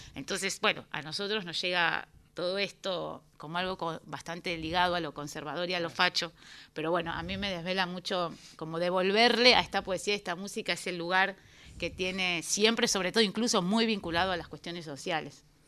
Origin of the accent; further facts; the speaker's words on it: Buenos Aires, Argentina; Yo soy porteña